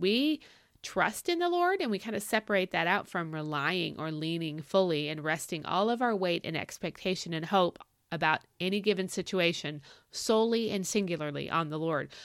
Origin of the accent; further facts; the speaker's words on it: Arizona, United States; moved away; for a, a hunk of my childhood, we grew up in Arizona